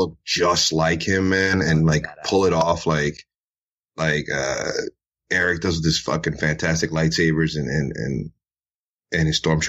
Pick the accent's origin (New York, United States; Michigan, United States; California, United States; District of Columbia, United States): New York, United States; New York City; I'm from Brooklyn. Born and raised.